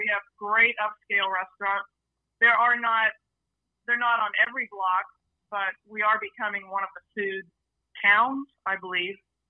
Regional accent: Tampa, Florida, United States; moved away; I grew up in Tampa Bay

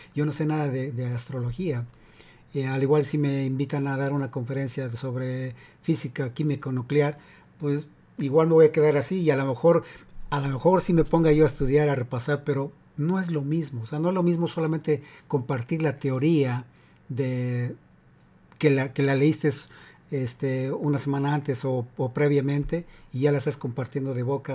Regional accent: Mexico; now in United States; soy de México y en la secundaria

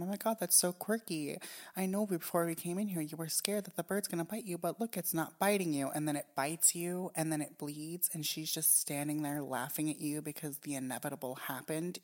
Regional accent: Japan; moved away; when I was growing up in Japan

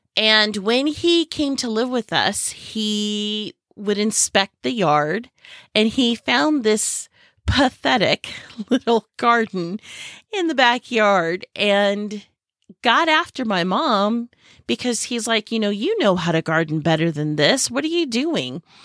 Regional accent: Silicon Valley, California, United States; moved away as an adult; now in Southern Arizona, United States; I grew up in the Silicon Valley of California

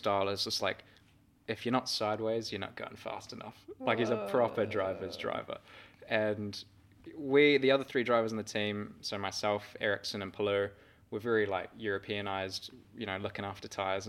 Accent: New Zealand; And obviously, I'm a New Zealander, if you didn't know that.

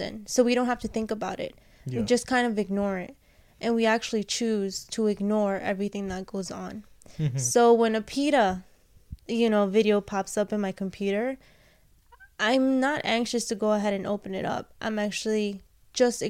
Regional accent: New York, United States; I'm a New Yorker.

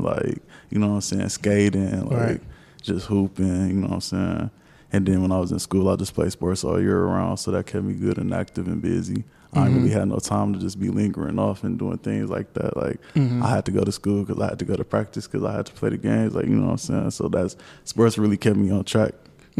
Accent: Milwaukee, Wisconsin, United States; I was raised in Milwaukee, Wisconsin.

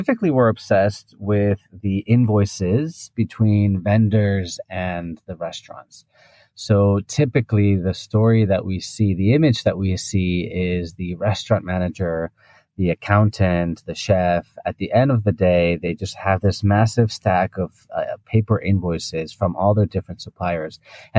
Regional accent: Spain; English is a second language; also born or lived in United Kingdom / United States / Japan / Hong Kong; now in Singapore; So I'm originally from Spain, but throughout my life, I've been jumping around. I've lived in the UK, I've lived in the US, in Japan and Hong Kong.

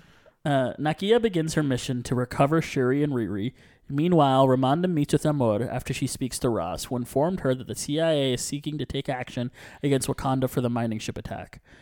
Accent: Puerto Rico; I'm from Puerto Rico

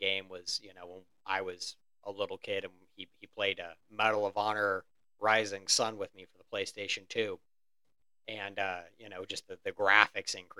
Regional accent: Indiana, United States; we're from Indiana, not necessarily a place where one can go to get lobsters easily

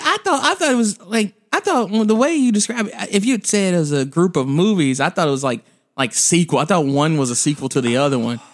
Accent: the South, United States; I'm from the South

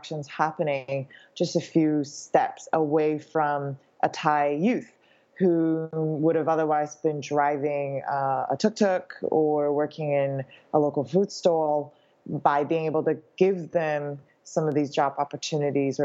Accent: Canada; also born or lived in Shanghai; now in Hong Kong; I was born in Hong Kong, grew up in Canada, spent my career in Shanghai

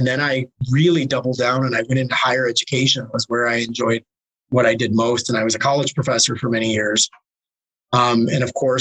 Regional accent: Detroit, Michigan, United States; I'm from Michigan, I'm from the Detroit area

